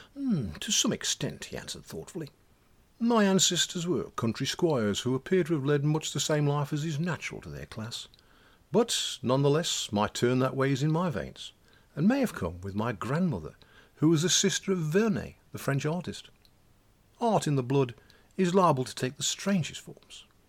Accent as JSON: {"language": "English", "area": "Black Country", "region": "West Midlands", "country": "United Kingdom", "accent": "Black Country dialect", "moved": "yes", "lives_now": "Welsh borders", "said": "our black country dialect"}